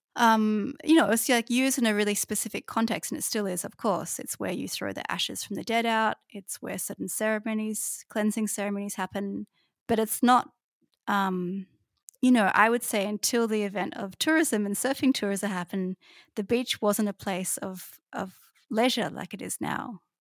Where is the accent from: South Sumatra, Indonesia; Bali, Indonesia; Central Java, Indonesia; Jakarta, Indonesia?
Bali, Indonesia; Kuta; moved away; where I grew up in Bali, which is, is Kuta